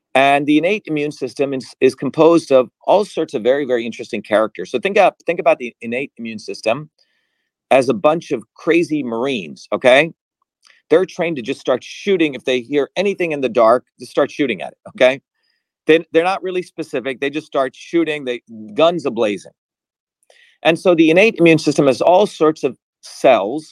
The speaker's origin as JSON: {"language": "English", "town": "Mumbai", "region": "Maharashtra", "country": "India", "tie": "born or raised there", "also_born_or_lived": "New Jersey", "moved": "yes"}